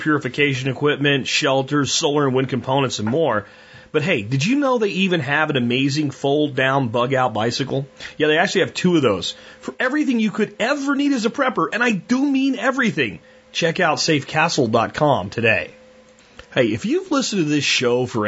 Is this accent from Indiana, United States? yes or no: no; Texas, United States; being a Texan